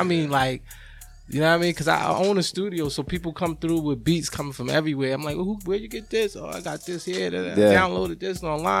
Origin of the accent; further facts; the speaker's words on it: Boston, Massachusetts, United States; I'm from Roxbury, Massachusetts, man.